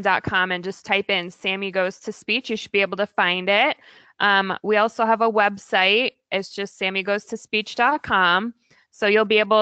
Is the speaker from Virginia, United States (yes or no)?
yes; Virginia, United States; also born or lived in California / Oregon / Maryland; now in Portland, United States; I grew up in Virginia, but we moved to the West Coast